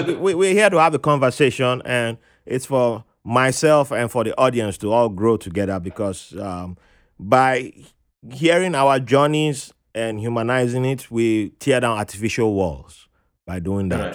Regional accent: Nigeria; growing up in Nigeria

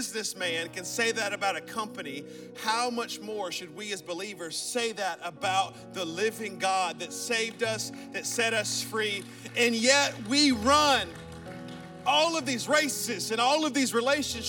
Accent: Birmingham, Alabama, United States; I'm from Birmingham, Alabama

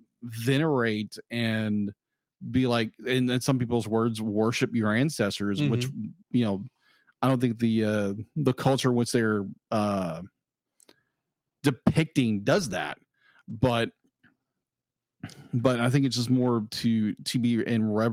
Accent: United States; being an American

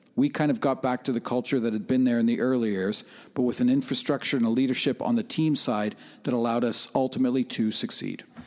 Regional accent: Oshawa, Ontario, Canada; I grew up on the fringes of, I grew up in Oshawa

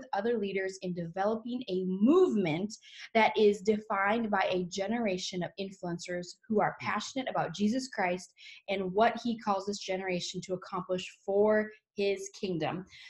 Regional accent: Washburn, North Dakota, United States; He's originally from Minot, and I'm from Washburn, North Dakota

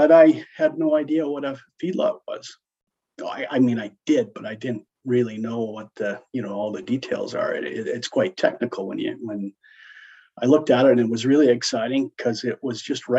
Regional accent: Brant, Alberta, Canada; I grew up right here, Brant, Alberta. Born and raised. I'll give you a little background on the family. My grandfather moved and bought the quarter here that I live on in 1940.

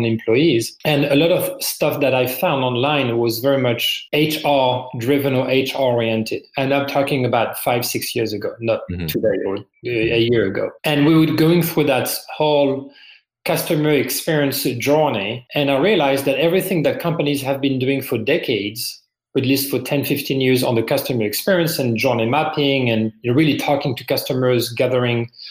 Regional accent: France; English is a second language; moved away as an adult; now in United States; As you can probably hear from my accent, I'm originally from France. I've been in the US for 18 years.

